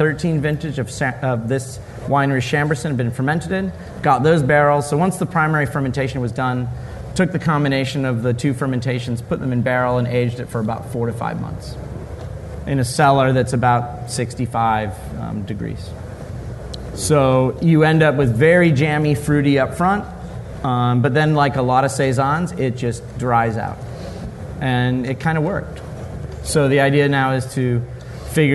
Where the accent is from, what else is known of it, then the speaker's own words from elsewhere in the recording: St. Louis, Missouri, United States; also born or lived in London; I'm from St. Louis, but I was working for Young's Brewery in London and came back to St. Louis to start the brewery.